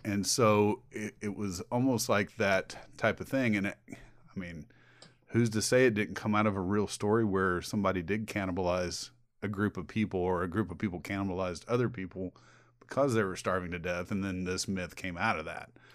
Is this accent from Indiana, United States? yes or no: yes; Indiana, United States; We're from Indiana